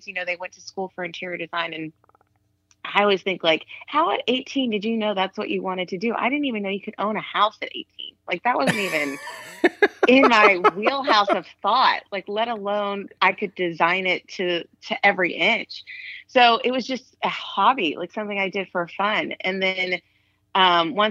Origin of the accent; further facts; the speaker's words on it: Austin, Texas, United States; moved away as an adult; also born or lived in Los Angeles; now in Austin, United States; I'm from Austin. My family moved there when I was 8. So, you know, as far as I'm concerned, it's the only place that's really ever been home.